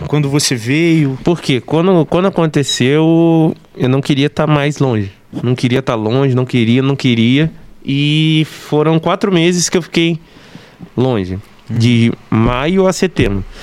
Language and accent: Portuguese; Barra do Piraí, Rio de Janeiro, Brazil; sou natural de Barra do Piraí